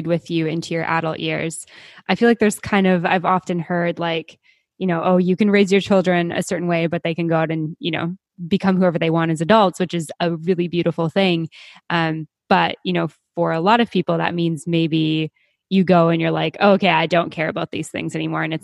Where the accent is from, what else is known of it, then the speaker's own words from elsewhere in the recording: Canada; also born or lived in Mexico; now in Panama; being Canadian